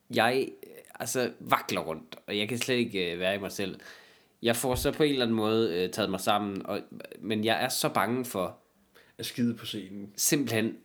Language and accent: Danish; Jutland, Denmark; i Jylland, hvis du er alene med nogen, ikke, i min hjemstavn